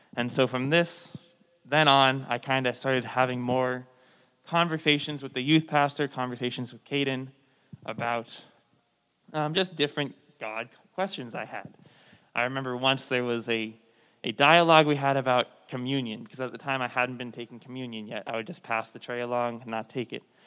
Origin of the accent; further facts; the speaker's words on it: Thousand Oaks, California, United States; in November of 2018, there was a mass shooting in my hometown. It was the uh, borderline shooting